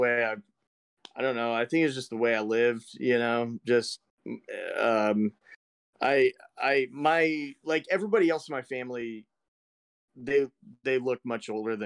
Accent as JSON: {"language": "English", "region": "East Central Illinois", "country": "United States", "tie": "born or raised there", "said": "East Central Illinois, in the middle of a cornfield. Just south of Chicago"}